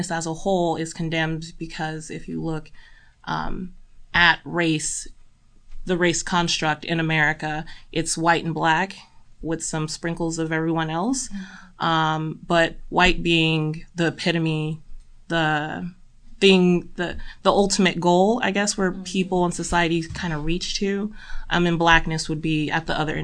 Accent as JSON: {"language": "English", "town": "San Bernardino", "region": "California", "country": "United States", "tie": "born or raised there", "lives_now": "Monterey, United States", "said": "I am originally from Southern California, San Bernardino, close"}